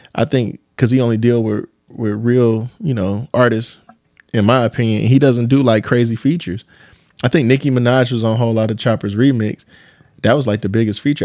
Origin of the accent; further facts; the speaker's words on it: Detroit, Michigan, United States; I'm from the East Side